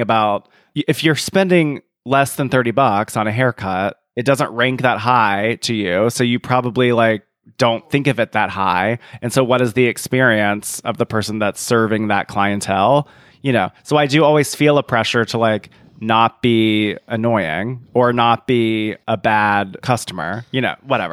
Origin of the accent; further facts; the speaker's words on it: South Carolina, United States; moved away; I'm from South Carolina.